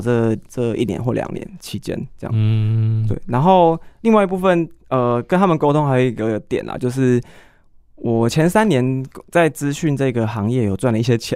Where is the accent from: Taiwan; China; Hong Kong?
Taiwan; Taichung; 因为我台中念书的，我是台中人